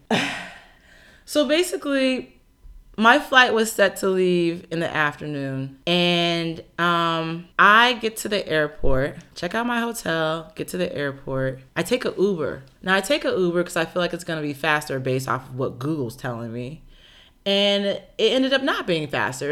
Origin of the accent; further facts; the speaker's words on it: United States; I'm so used to being from a country where African Americans exist